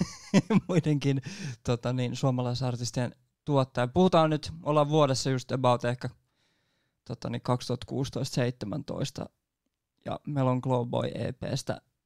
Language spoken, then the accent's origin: Finnish; Nummela, Uusimaa, Finland; mä oon itsekin Nummelasta